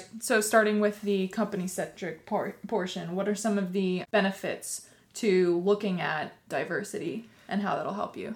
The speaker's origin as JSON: {"language": "English", "region": "West Coast", "country": "United States", "said": "I'm from the West Coast."}